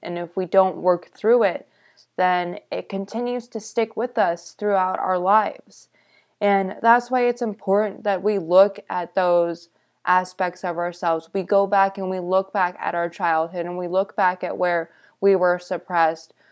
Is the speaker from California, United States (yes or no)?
yes; California, United States; I lived growing up in California